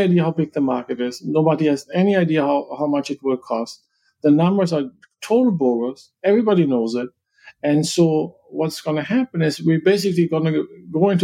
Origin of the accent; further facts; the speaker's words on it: Germany; me as a German